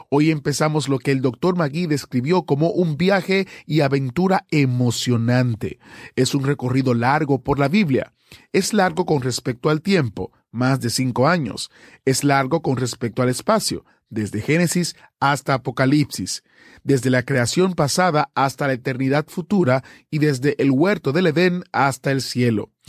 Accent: Cuba; now in Argentina; yo vivo en esos momentos en Argentina, soy cubano. Conocí de la existencia de ustedes en Cuba

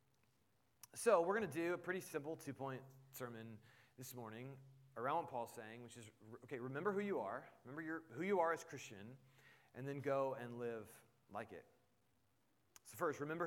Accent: Indianapolis, Indiana, United States; moved away; I grew up in Indianapolis, which meant I was a Colts fan, so I had family there

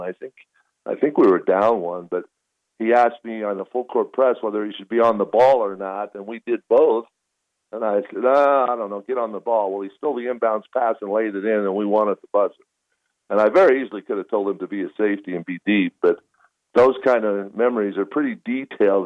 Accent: Utah, United States; I grew up in Utah

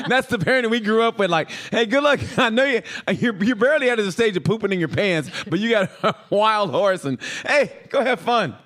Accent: Oklahoma, United States; I grew up in Oklahoma

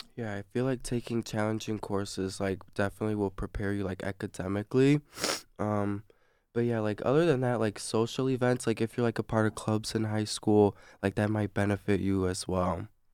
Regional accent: South Lyon, Michigan, United States; I'm from South Lime, too

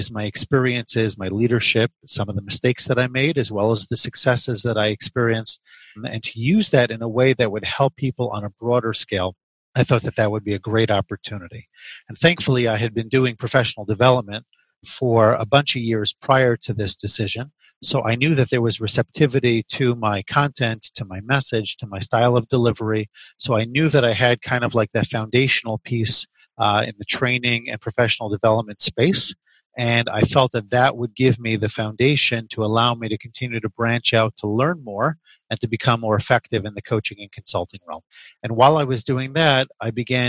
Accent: the New York area, United States; moved away as an adult; also born or lived in Chicago; I grew up in the New York area

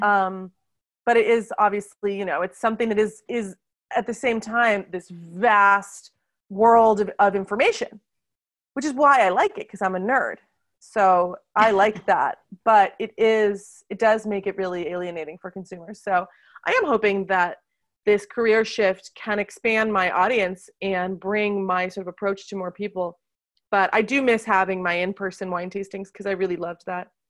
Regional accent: United States; now in Lyon, France; I live in France, where I do wine tastings in Lyon, which is our culinary capital of France, but I'm originally from America

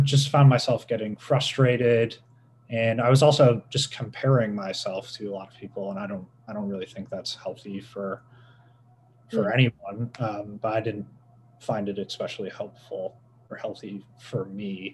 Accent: Dubuque, Iowa, United States; I'm from Dubuque

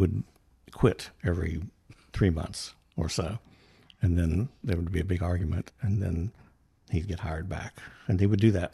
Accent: North Central West Virginia, United States; moved away as an adult; now in Charleston, United States; I'm originally from West Virginia

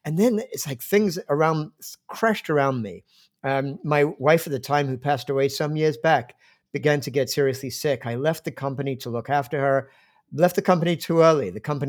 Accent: London, United Kingdom; Because I grew up in England, in fact, in the suburbs of London

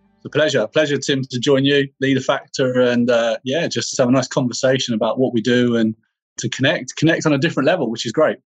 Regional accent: Bedfordshire, East of England, United Kingdom; for me, um, home was in Bedfordshire in the UK

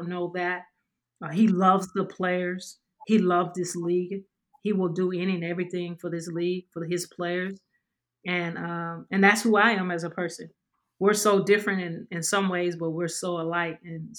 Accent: Louisiana, United States; also born or lived in New York / San Antonio; now in Dallas, United States; I'm from Louisiana

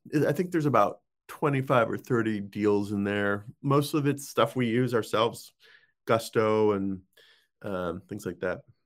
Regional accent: Boulder, Colorado, United States; moved away as an adult; also born or lived in Saudi Arabia; spent most of the formative teen years, I guess you could say, in, in Boulder, Colorado. So, that's kind of my hometown

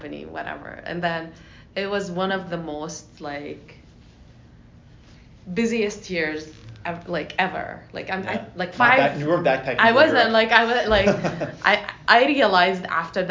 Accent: Jordan; now in United States; I'm from Jordan originally. Yeah. I moved to the US

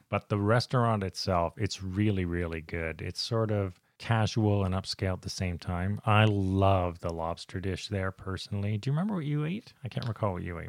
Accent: Canada; we're Canadian

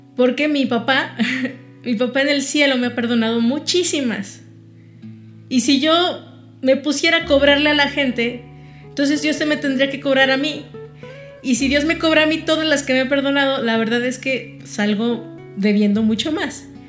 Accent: Mexico; Yo simplemente nací aquí, me registraron aquí y soy mexicana.

